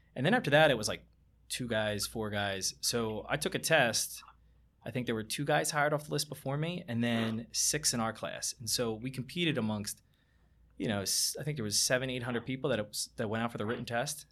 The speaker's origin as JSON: {"language": "English", "town": "Barrington", "region": "New Jersey", "country": "United States", "tie": "born or raised there", "said": "I grew up in Barrington"}